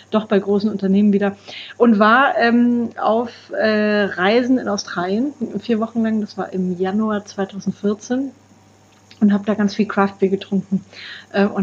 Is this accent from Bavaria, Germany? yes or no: yes; Bavaria, Germany; Ich komme aus Franken, da äh, wird man da ja quasi ein bisschen mit der Muttermilch aufgezogen